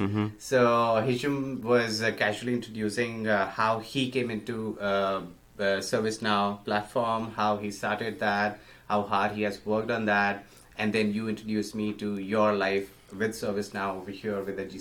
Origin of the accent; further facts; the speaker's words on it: Jaipur, Rajasthan, India; moved away as an adult; now in Montreal, Canada; I am from India, and I was born in Jaipur, Rajasthan, and I recently moved to Canada with my wife in December 2017